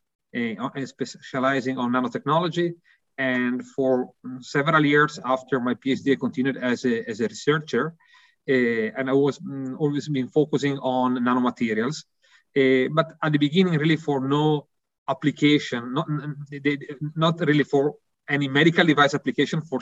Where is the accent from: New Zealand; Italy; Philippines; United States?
Italy; accent: Italian; English is a second language; also born or lived in Milan; my accent, I think, is quite clear, really Italian